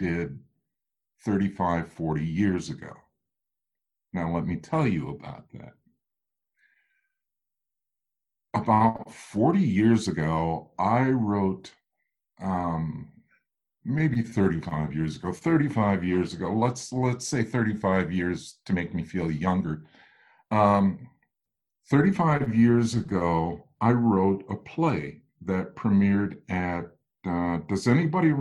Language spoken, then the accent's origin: English; Midwest, United States; I'm a Midwesterner